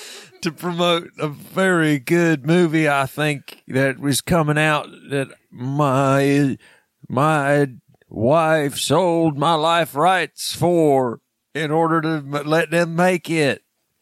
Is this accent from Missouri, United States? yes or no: no; Danville, Georgia, United States; This is back in my hometown of Danville, Georgia.